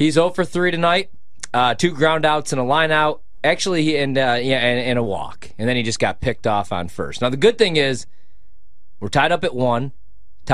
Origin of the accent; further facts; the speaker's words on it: Midwest, United States; I'm from the Midwest